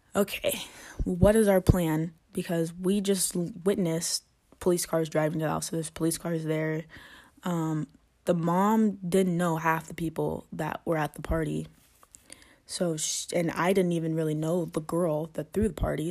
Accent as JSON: {"language": "English", "region": "Georgia", "country": "United States", "said": "I'm from Georgia"}